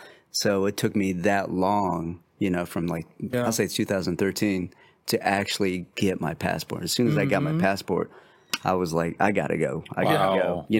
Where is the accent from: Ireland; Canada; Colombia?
Colombia; Like prior to Mexico, you know what I'm saying? I came from Colombia.